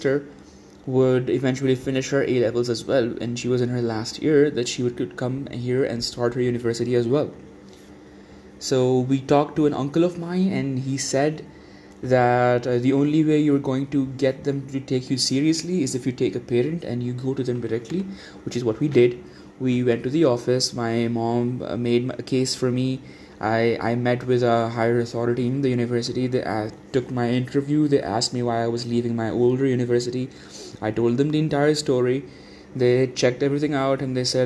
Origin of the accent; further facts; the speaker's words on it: Dubai, United Arab Emirates; now in Islamabad, Pakistan; I was from Dubai